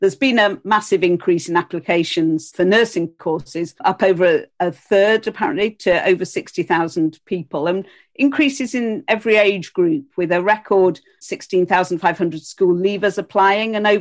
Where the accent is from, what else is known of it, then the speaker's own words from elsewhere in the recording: Yorkshire and the Humber, United Kingdom; Fellow Yorkshire person.